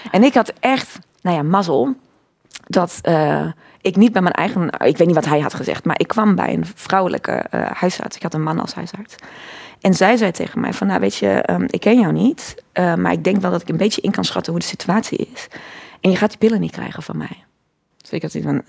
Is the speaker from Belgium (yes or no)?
no; Cologne, North Rhine-Westphalia, Germany; Dutch is a second language; moved away as an adult; also born or lived in Breda, Netherlands; now in Netherlands; ik ben in Keulen geboren